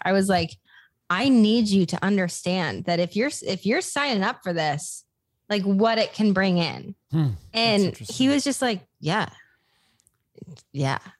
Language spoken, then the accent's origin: English; Des Moines, Iowa, United States; moved away as an adult; also born or lived in Los Angeles / Nashville; I moved back to my hometown, which is Des Moines, Iowa